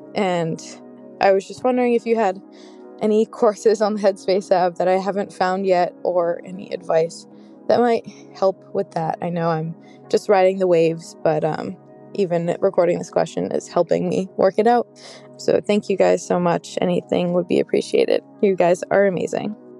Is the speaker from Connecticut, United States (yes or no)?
yes; Connecticut, United States; I am from Connecticut, and I'm a recent grad from college.